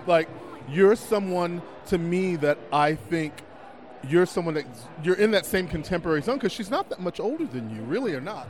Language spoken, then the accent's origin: English; Galveston, Texas, United States; I'm from Galveston.